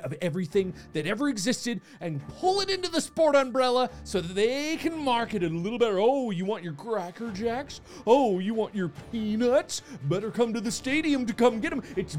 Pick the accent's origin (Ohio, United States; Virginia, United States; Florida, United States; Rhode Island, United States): Ohio, United States; Cincinnati; Look, I'm from Cincinnati. I've had so many different pizza places.